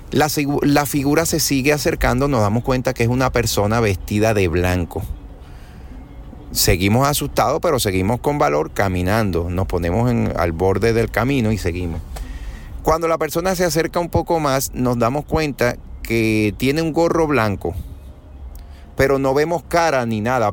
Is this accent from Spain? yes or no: no; Venezuela; also born or lived in Caracas; now in Puerto Rico; Yo vivo en Puerto Rico hoy día, pero yo soy de Venezuela. Yo nací, me crié en Venezuela.